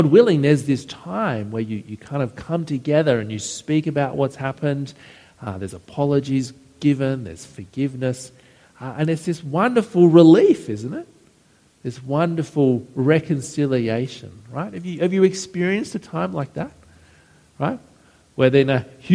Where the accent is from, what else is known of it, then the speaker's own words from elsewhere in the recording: Penrith, New South Wales, Australia; I grew up out near Penrith